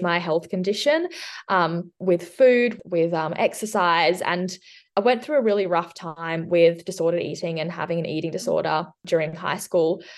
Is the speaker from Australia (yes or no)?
yes; southwest of Western Australia, Australia; also born or lived in Switzerland; I'm from um, the southwest of Western Australia. I've lived here for about 20 years, but before that, I lived in Switzerland. So, I was born in Switzerland and we moved here when I was six.